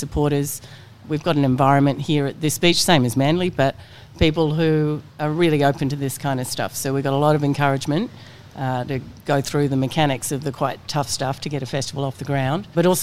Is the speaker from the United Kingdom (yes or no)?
no; New Zealand; now in Australia; I come from New Zealand. So I'd grown up on the water